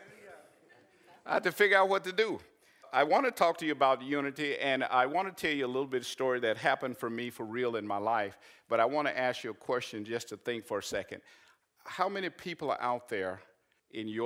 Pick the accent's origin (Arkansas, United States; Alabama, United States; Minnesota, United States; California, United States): Arkansas, United States; I'm from Arkansas